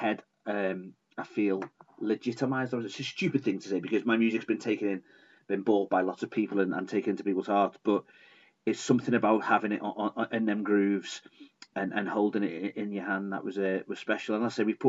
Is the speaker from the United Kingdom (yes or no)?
yes; Liverpool, North West England, United Kingdom; accent: Scouse; I'm a Scouser, as can probably be told.